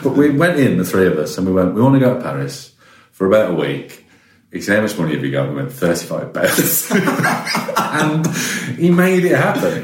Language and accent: English; West Midlands, United Kingdom; Growing up in the West Midlands